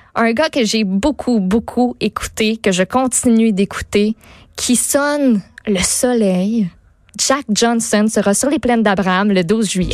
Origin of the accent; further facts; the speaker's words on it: Quebec City, Quebec, Canada; chez nous à Québec